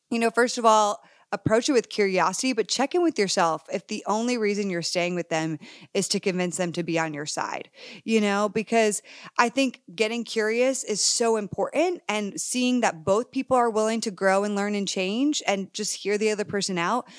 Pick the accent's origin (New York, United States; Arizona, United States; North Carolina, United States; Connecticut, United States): Connecticut, United States; I grew up in a whitewash area in Connecticut